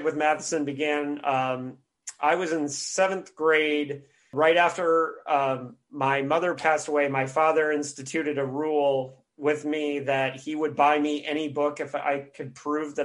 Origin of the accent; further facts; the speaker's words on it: Bloomington, Indiana, United States; my hometown of Bloomington, Indiana